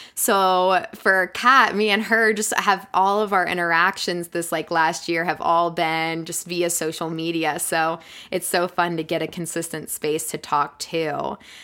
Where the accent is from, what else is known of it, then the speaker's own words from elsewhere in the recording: Florida, United States; moved away as an adult; also born or lived in West Virginia; now in Colorado, United States; I'm originally from Florida